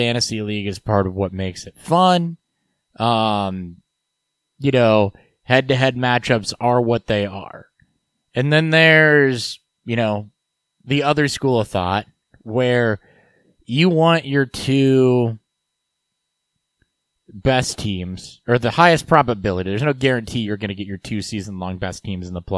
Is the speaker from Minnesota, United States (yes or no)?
no; Petersburg, Illinois, United States; my hometown